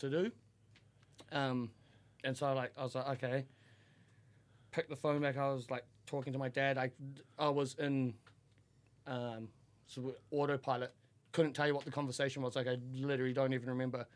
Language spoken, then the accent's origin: English; Auckland, New Zealand; I grew up in a, the biggest town in New Zealand, Auckland